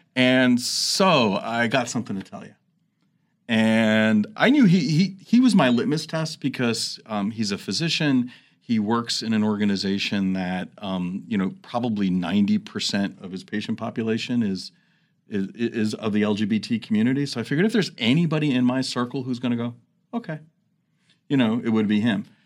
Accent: New York City, New York, United States; moved away as an adult; also born or lived in New Jersey / Phoenix, Arizona; now in Washington, D.C., United States; I grew up in New York City, New Jersey area

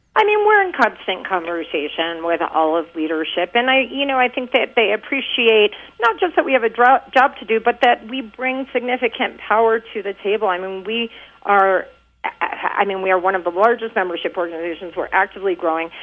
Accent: Texas, United States; I'm from Texas

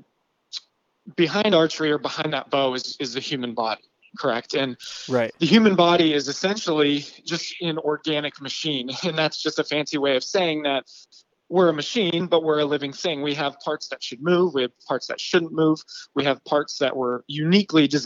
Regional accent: Western Pennsylvania, United States; I'm from Western Pennsylvania

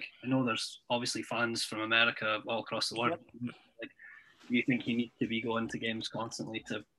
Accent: Shetland Islands, Scotland, United Kingdom; I'm from the Shetland Islands

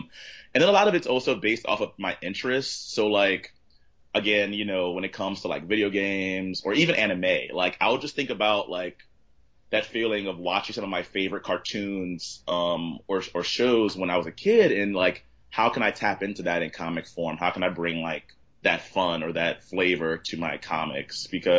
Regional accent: Southern US, United States; And so I think kind of growing up in the South, you kind of get these really like you just kind of leave with these sort of weird, like, I love it, but then I feel the need sometimes to get away from it.

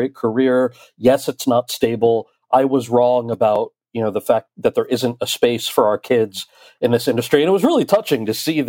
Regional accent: New Jersey, United States; I'm from New Jersey.

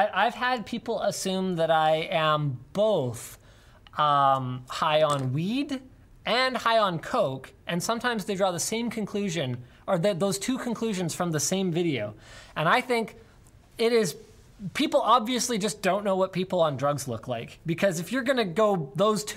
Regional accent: Maple Ridge, British Columbia, Canada; I grew up in Maple Ridge

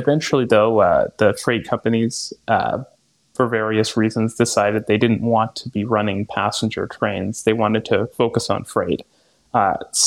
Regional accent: Vancouver, British Columbia, Canada; also born or lived in Toronto; now in Montreal, Canada; I grew up in Vancouver.

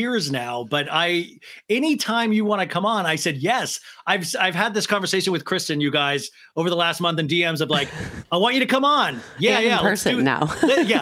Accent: Kansas, United States; I grew up in Kansas

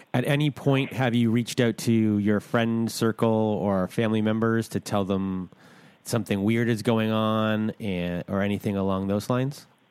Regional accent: Canada; I'm Canadian

